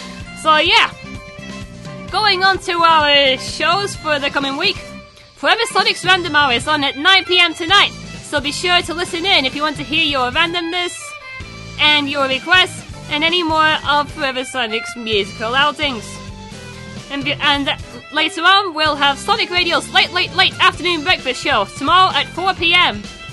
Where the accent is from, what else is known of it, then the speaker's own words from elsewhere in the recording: the north of England, United Kingdom; I'm from the north of England, although I don't really sound like a northerner.